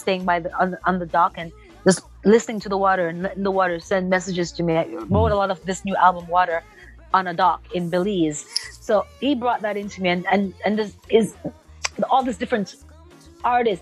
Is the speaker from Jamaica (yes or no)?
yes; Jamaica; growing up in Jamaica